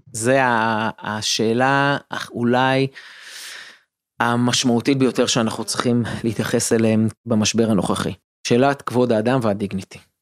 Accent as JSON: {"language": "Hebrew", "country": "Israel"}